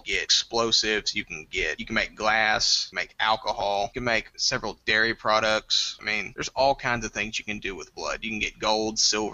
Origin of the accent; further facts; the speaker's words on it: Nacogdoches, Texas, United States; I'm 21. I'm from Nacogdoches, Texas